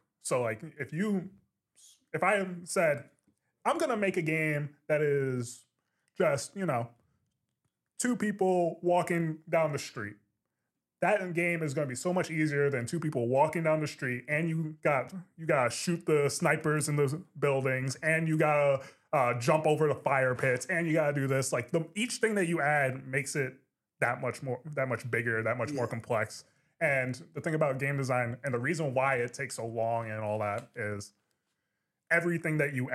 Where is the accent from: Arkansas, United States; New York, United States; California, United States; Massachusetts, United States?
New York, United States; also born or lived in Burlington, Vermont; I'm a New Yorker